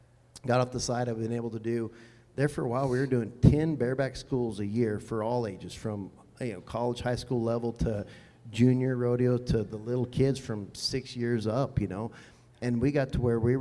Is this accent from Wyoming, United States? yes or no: yes; near Cheyenne, Wyoming, United States; Cheyenne, like close to my hometown